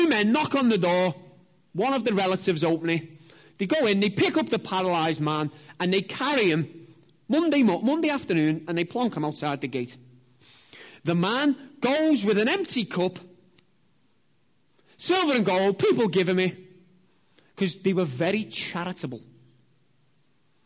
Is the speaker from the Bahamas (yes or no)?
no; Liverpool, North West England, United Kingdom; I'm from Liverpool